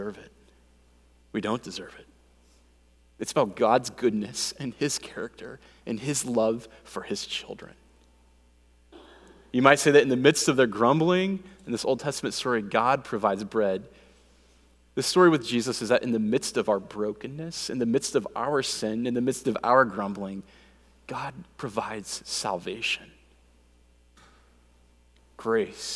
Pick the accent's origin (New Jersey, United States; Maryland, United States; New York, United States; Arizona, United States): Arizona, United States; Phoenix; I grew up here in Phoenix